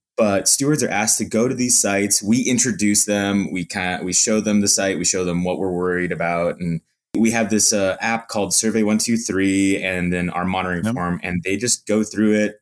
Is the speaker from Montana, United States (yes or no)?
yes; Montana, United States; moved away as an adult; also born or lived in Salt Lake City, Utah; now in Utah, United States; I grew up in Montana